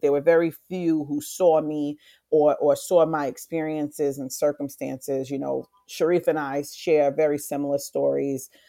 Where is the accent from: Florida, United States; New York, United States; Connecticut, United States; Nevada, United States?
New York, United States; New York City; also born or lived in Far Rockaway / South Bronx; I grew up in, uh, South Jamaica, Queens. I was born in Far Rockaway, moved to South Jamaica, moved to the South Bronx.